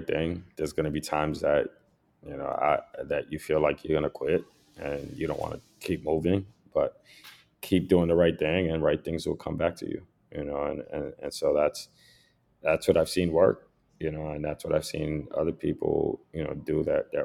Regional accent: New York City, New York, United States; growing up in the Lower East Side and every block, there's a cop patrol car

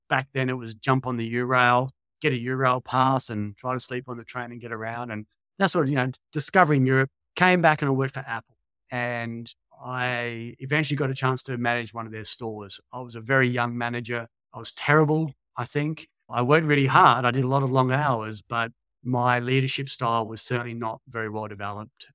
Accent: Australia; moved away as an adult; also born or lived in Sweden; worked there as an Aussie personal trainer

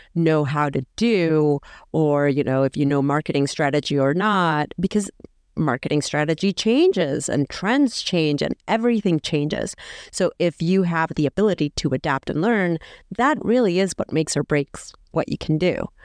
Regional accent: El Salvador; someone from my home country

